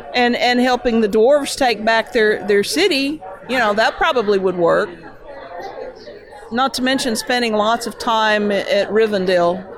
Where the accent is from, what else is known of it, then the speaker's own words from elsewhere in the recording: Clarksville, Tennessee, United States; I grew up outside of Clarksville, Tennessee